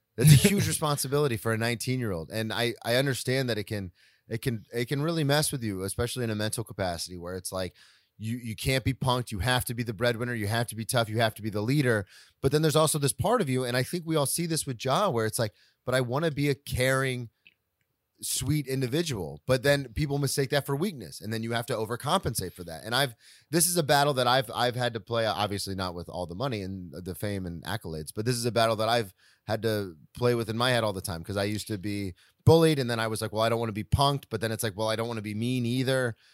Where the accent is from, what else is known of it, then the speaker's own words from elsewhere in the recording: Daytona Beach, Florida, United States; growing up in Daytona